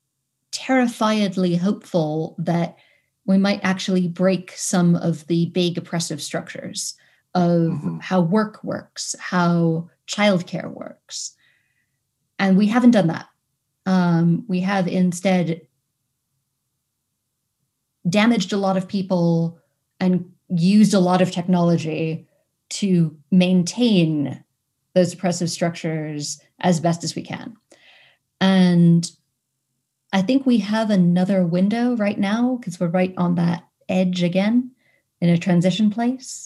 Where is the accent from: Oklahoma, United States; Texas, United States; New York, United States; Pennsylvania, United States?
New York, United States; New York City; I come from Manhattan in New York City